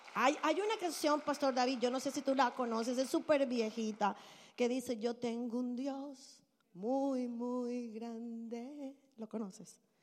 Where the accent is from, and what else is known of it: Barranquilla, Atlántico, Colombia; born or raised there; moved away